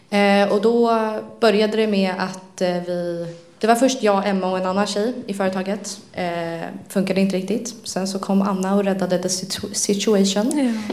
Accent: Stockholm, Stockholm County, Sweden; also born or lived in Liljeholmen; jag är eh, född och uppväxt i Stockholm, uppväxt i Älta. Nu bor jag i Liljeholmen utanför Sjöstad.

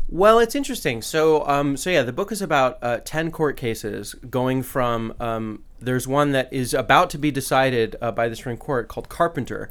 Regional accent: California, United States; now in Washington, D.C., United States; my home state, California

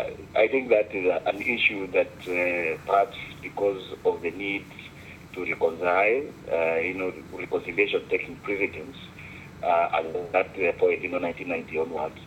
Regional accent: Kenya; now in Beijing, China; I am Kenyan

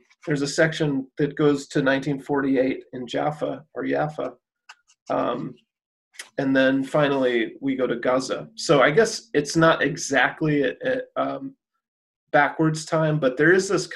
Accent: Chicago, Illinois, United States; moved away as an adult; now in Cleveland, United States; I'm from the Chicago area

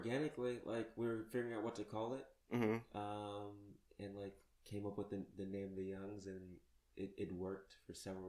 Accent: Pomona, California, United States; growing up in Pomona, but going to like I went to like a private, like very religious Christian high school. Mm-hmm. Like it was like a Dutch Reformed Christian high school.

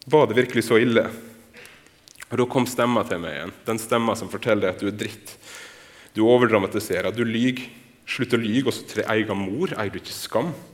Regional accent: Torvikbukt, Møre og Romsdal, Norway; Jeg vokste opp på Nordmøre. Jeg vokste opp i ei bygd som heter Torvikbukt

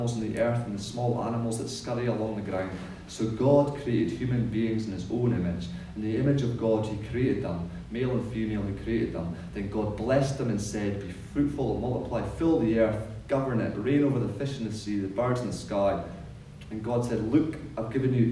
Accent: Scotland, United Kingdom; now in New Zealand; when I was growing up in Scotland

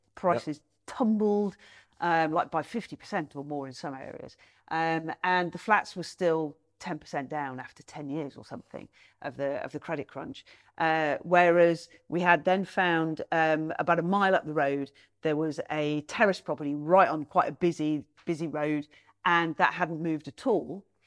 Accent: Nottingham, East Midlands, United Kingdom; my hometown, Nottingham

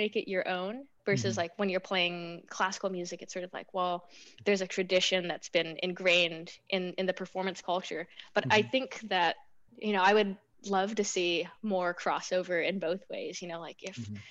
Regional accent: United States; moved away; I'm from the States

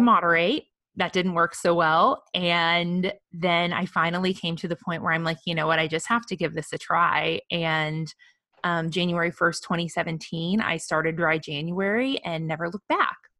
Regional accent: the Midwest, mid Missouri, United States; now in Austin, United States; growing up in the Midwest

